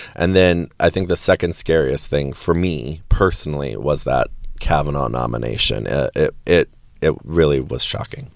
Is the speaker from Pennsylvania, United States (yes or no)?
no; Wisconsin, United States; I grew up in Wisconsin